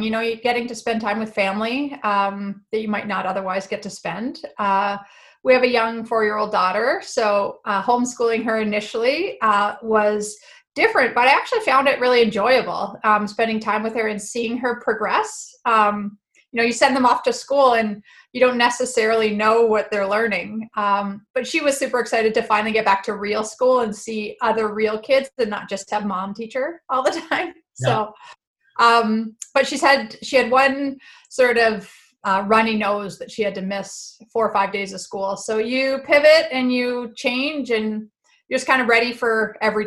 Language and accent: English; Winnipeg, Manitoba, Canada; now in Peel Region, Canada; growing up in Winnipeg